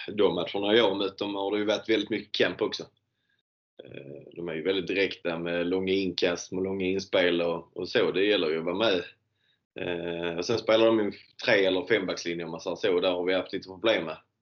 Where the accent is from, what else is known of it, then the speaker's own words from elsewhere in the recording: Landskrona, Skåne, Sweden; här hemma i Landskrona